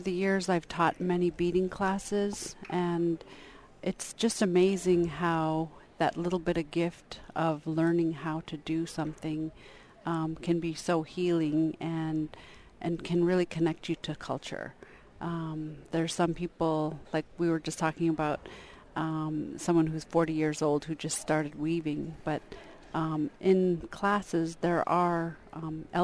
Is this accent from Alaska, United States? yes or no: yes; Huslia, Alaska, United States; from Huslia, Alaska. I'm Koikon Athabaskan